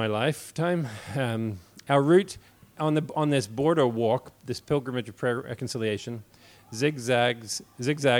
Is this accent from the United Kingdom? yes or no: yes; Northern Ireland, United Kingdom; also born or lived in New Zealand / England / East Belfast; I'm a New Zealander who moved here to Northern Ireland in 1984 when I was 9 years old. I've lived here ever since.